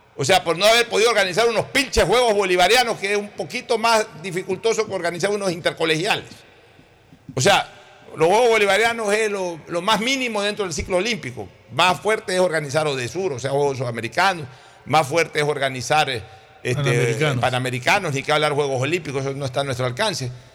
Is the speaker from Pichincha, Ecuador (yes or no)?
no; Guayaquil, Guayas, Ecuador; yo hablo como guayaquileño